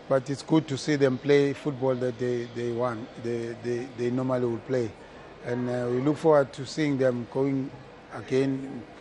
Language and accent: English; South Africa; We have very special skills, South Africans. It's a Southern African thing. I'm talking as a South African.